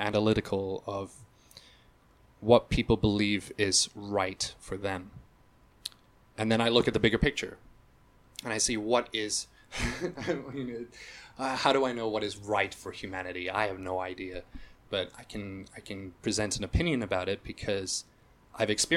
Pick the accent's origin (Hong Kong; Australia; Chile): Hong Kong; to have been raised in a place like Hong Kong, which is very multicultural